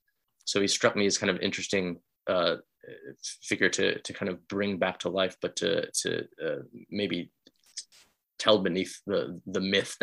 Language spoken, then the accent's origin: English; Kansas, United States; now in San Francisco, United States; I'm originally from Kansas, and I've lived in San Francisco for the last nearly 20 years.